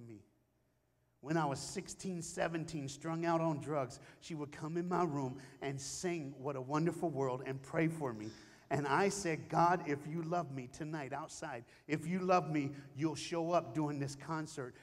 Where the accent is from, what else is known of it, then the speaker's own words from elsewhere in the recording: Knoxville, Tennessee, United States; I was born and raised in Knoxville, Tennessee